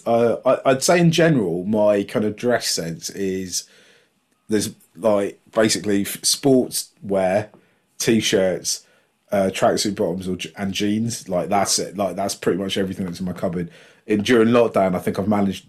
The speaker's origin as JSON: {"language": "English", "town": "Ealing", "region": "London", "country": "United Kingdom", "tie": "born or raised there", "said": "I grew up in Ealing"}